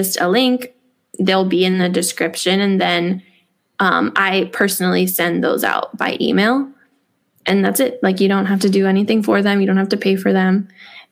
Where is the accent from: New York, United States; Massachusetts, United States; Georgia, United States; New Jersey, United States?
New York, United States; New York City; So I grew up in New York City in a single parent home